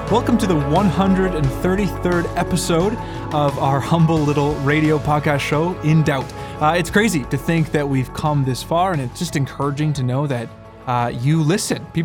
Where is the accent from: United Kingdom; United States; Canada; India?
Canada; And we are uniquely Canadian, although we have listeners from all around the world.